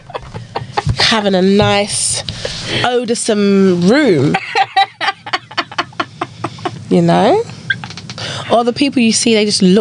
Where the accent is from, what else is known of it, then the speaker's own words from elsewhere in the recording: United Kingdom; I myself, I would class myself as British.